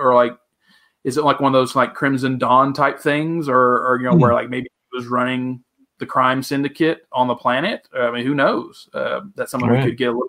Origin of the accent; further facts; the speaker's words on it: the South, United States; moved away; I'm from the South.